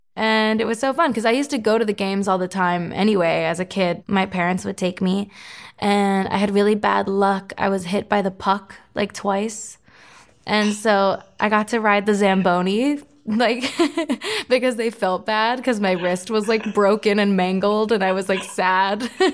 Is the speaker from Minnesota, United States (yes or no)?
no; Florida, United States; my hometown, Florida's hockey team